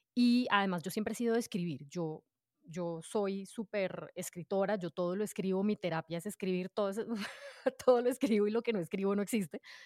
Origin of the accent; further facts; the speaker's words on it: Bogotá, Colombia; yo nací en Bogotá, soy adoptada y pues mis papás me adoptaron desde que yo era chiquitina